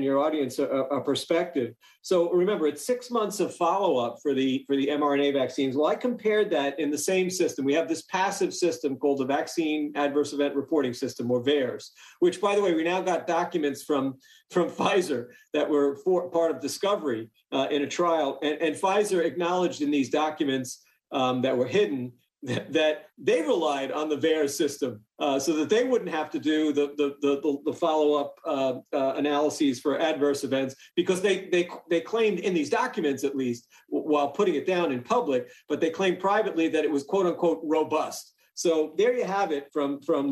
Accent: New York, United States; I grew up in New York

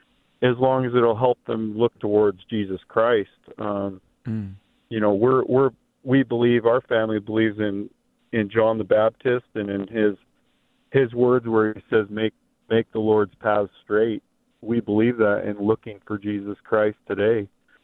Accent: Lisims, British Columbia, Canada; now in Alaska, United States; Well, I'm in Alaska, but I'm originally from Canada, but I'm not really from Canada. We're from an area called the Lisims, which is between right by south of Alaska there in Canada.

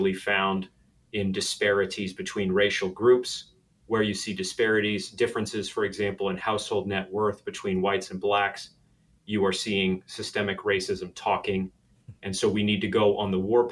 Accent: coastal Maine, United States; now in Conway, United States; I'm originally from coastal Maine. But even though I grew up in Maine

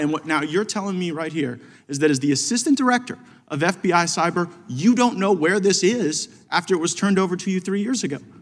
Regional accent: New Jersey, United States; now in Tupelo, United States; I'm from New Jersey

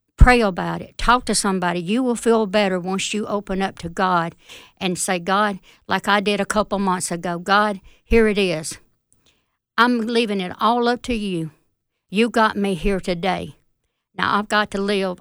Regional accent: Fulton, Mississippi, United States; also born or lived in Smithville, Mississippi; I'm from Fulton

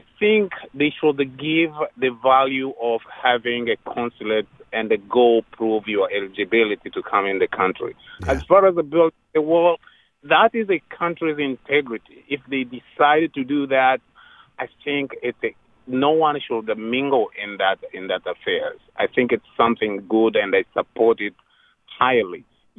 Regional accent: Rwanda; now in United States; I'm an immigrant from Rwanda in Africa.

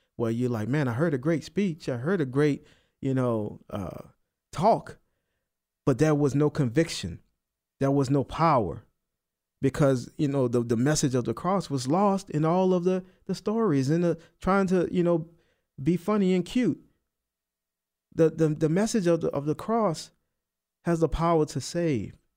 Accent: New Orleans, Louisiana, United States; I'm from New Orleans. I don't enunciate, you know? My T's, they sound like D's

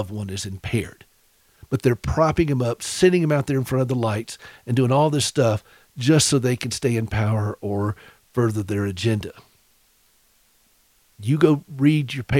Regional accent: South Carolina, United States; also born or lived in Nashville; now in Montana, United States; I'm from South Carolina

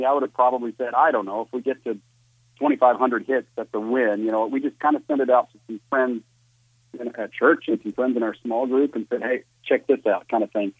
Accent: Virginia, United States; now in Los Angeles, United States; I grew up in Virginia

